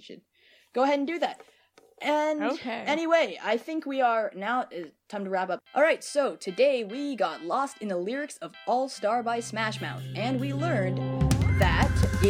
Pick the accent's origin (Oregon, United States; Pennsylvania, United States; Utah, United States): Oregon, United States; Portland; So we are from Portland, both of us, Portland, Oregon, and the Portland, Oregon city flag is pretty nice